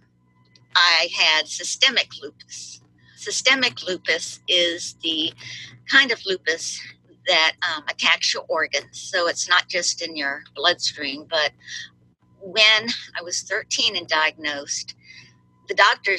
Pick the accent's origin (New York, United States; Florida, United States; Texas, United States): Florida, United States; Miami; I was born in Miami, and my parents were both Cuban. And we lived in a little house in Miami with terrazzo flooring